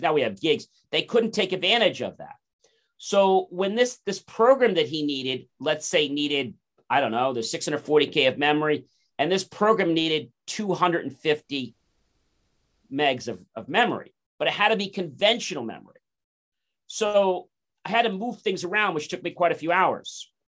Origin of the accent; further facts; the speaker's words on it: New Jersey, United States; I was born in New Jersey